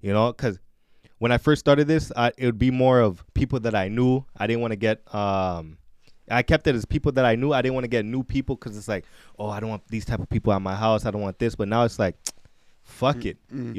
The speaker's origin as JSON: {"language": "English", "town": "Edmonton", "region": "Alberta", "country": "Canada", "tie": "born or raised there", "said": "So, born and raised in Edmonton, Alberta."}